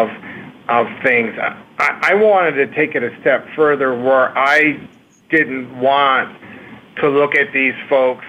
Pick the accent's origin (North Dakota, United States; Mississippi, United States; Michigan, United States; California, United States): Michigan, United States; Detroit; I grew up in Detroit, Detroit Public Schools